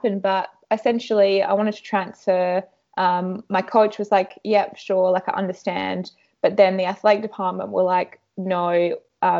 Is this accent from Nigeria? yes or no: no; Australia; also born or lived in United States; being Australian